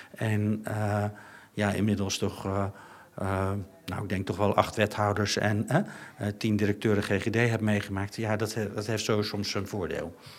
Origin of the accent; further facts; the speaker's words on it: Netherlands; wij als Nederlanders